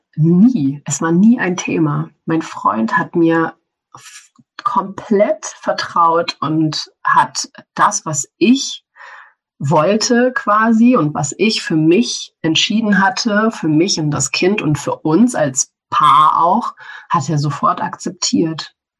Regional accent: Germany; Ich bin in Deutschland aufgewachsen

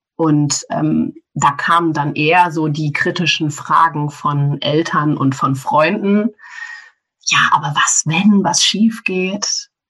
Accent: Germany; Ich bin in Deutschland aufgewachsen

